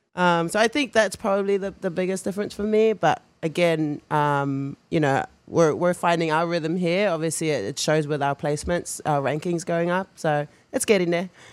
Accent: New Zealand; moved away; growing up in New Zealand culture, rugby as well

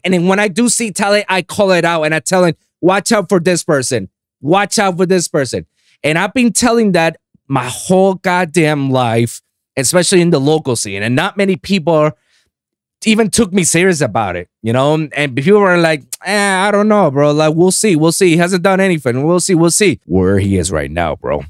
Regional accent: Puerto Rico; I was born and raised in Puerto Rico

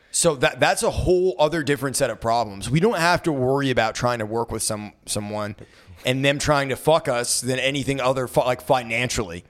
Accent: United States; I was born white in America

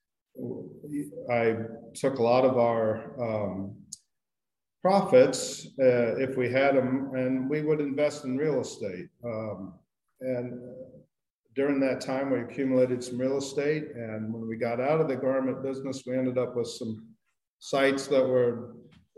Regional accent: Indiana, United States; moved away as an adult; also born or lived in Walla Walla, Washington; now in Santa Barbara, United States; I grew up in Indiana

